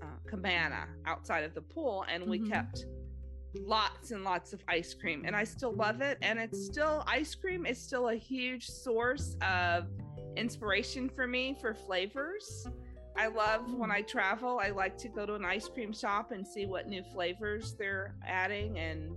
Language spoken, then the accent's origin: English; Los Angeles, California, United States; I grew up in Los Angeles